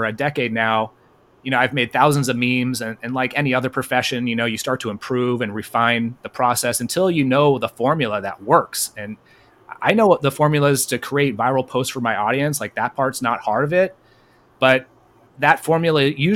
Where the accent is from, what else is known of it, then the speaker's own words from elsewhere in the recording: Bay Area, California, United States; I'm from California, Clownifornia, and I'm from originally the Bay Area